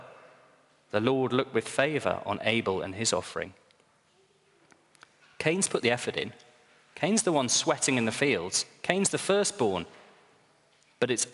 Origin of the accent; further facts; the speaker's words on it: Northumberland, North East England, United Kingdom; I was brought up in Northumberland